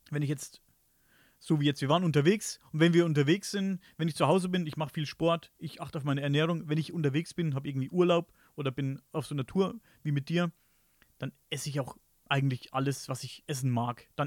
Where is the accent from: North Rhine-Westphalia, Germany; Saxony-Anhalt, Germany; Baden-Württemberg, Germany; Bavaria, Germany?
Bavaria, Germany; Und ich bin ja Oberfranke.